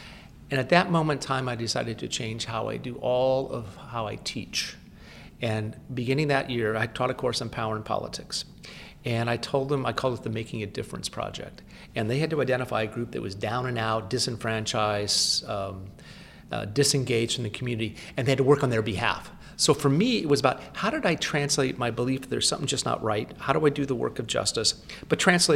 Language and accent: English; Seattle, Washington, United States; moved away as an adult; also born or lived in Stanford, California / Evanston, Illinois; now in Washington, D.C., United States; I actually grew up in Seattle, Washington, which is my hometown.